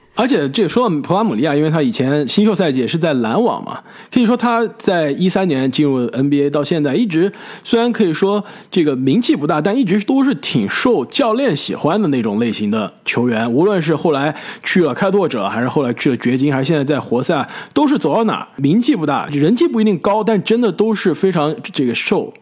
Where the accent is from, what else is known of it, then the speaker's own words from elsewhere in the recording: China; moved away as an adult; also born or lived in United States; 小时候在国内的时候就看篮球可比较多